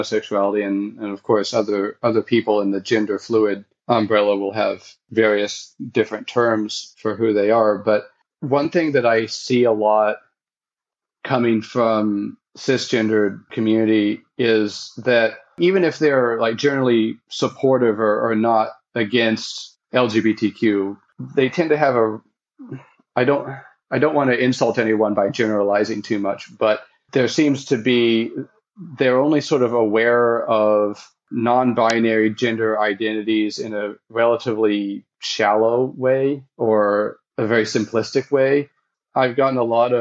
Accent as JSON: {"language": "English", "country": "United States", "tie": "born or raised there", "moved": "as an adult", "lives_now": "Hofu, Japan"}